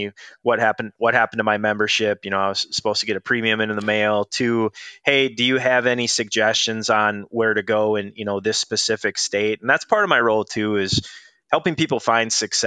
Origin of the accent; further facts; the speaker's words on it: Duluth, Minnesota, United States; I grew up in Duluth, Minnesota